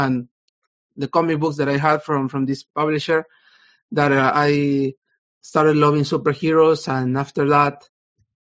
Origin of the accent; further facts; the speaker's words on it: Peru; I'm from Peru. I'm currently in Peru.